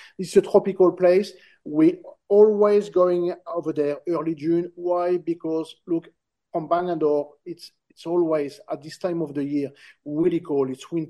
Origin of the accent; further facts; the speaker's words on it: Lorraine, Vosges, Grand Est, France; moved away as an adult; also born or lived in New Caledonia; now in Australia; So northeast of France, Lorraine, Vosges, not far from the German border.